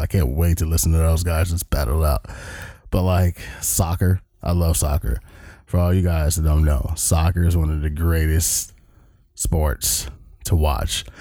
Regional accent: Long Beach, California, United States; moved away as an adult; now in Everett, United States; I am from the great state of California, even though we are in Seattle, Washington

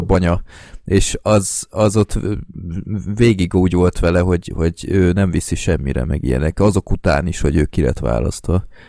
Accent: Budapest, Hungary; budapestiként így sokkal élvezhetőbb az egész

